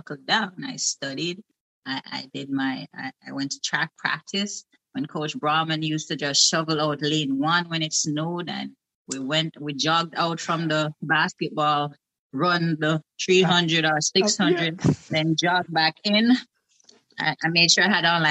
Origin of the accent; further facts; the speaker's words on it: Saint Mary, Jamaica; moved away as an adult; I came directly from Jamaica